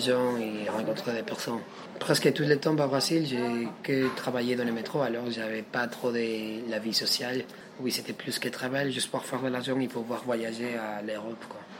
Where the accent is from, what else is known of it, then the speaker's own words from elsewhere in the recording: Lima, Peru; French is a second language; moved away as an adult; also born or lived in Brazil; now in Paris, France; je suis péruvien, je viens de la capitale de Pérou, Lima